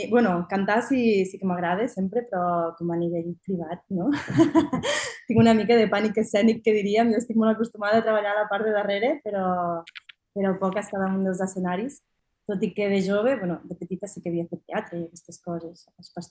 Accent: Anglesola, Catalonia, Spain; Jo soc d'Anglesola, que és al costat, i sempre hi havia anat

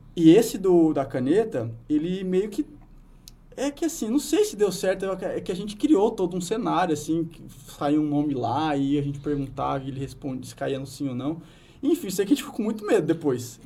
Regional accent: Brazil; eu sou do interior do estado.

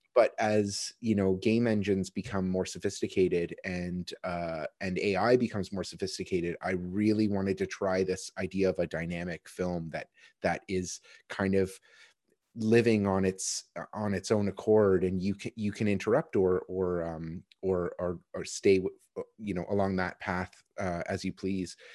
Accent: Kitchener, Ontario, Canada; I was born in Kitchener

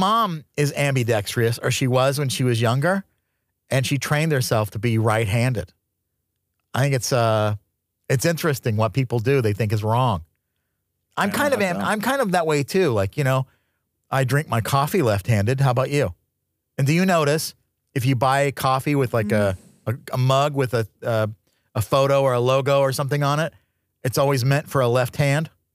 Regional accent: Tucson, Arizona, United States; moved away; I grew up in Tucson, Arizona

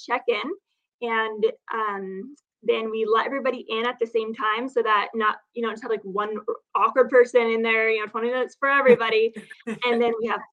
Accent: Phoenix, Arizona, United States; now in San Diego, United States; I grew up in Phoenix

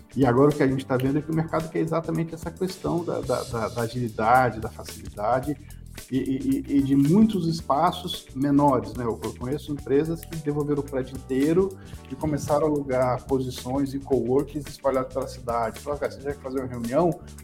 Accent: Espírito Santo, Brazil; moved away as an adult; now in São Paulo, Brazil; quando eu fui morar em São Paulo, eu preciso disso aqui, eu sou do Espírito Santo

